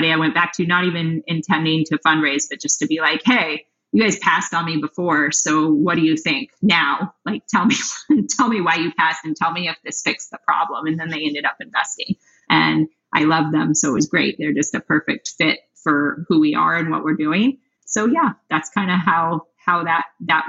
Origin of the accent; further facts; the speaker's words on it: Denver, Colorado, United States; also born or lived in New York; now in Los Angeles, United States; I'm from Denver. And then I moved